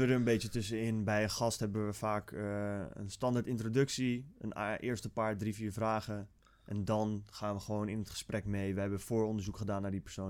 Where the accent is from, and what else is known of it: Netherlands